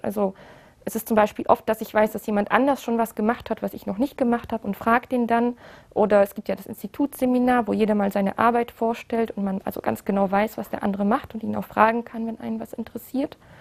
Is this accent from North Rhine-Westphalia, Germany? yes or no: yes; Aachen, North Rhine-Westphalia, Germany; moved away as an adult; now in Karlsruhe, Germany; Also eigentlich komme ich aus Aachen, ich habe da auch studiert